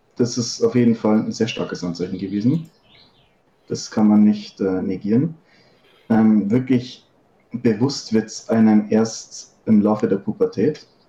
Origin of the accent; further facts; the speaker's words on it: Upper Bavaria, Germany; 25, aus Oberbayern